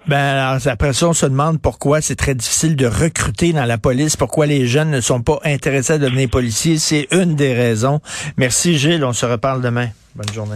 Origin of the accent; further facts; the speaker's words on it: Montreal, Quebec, Canada; je viens d'un milieu pauvre. Je viens de Verdun, près, vous le savez, près de Pointe-Saint-Charles. Mon père travaillait dans une shop.